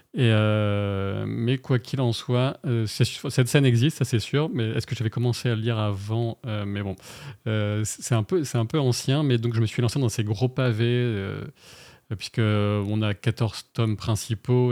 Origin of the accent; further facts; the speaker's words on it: the Nord, Hauts-de-France, France; moved away as an adult; also born or lived in Paris; moi, je suis originaire du Nord